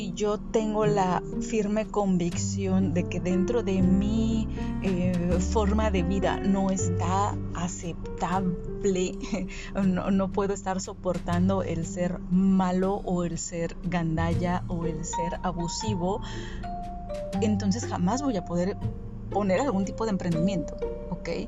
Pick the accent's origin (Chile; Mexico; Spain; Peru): Mexico; Sinaloa; yo crecí en Sinaloa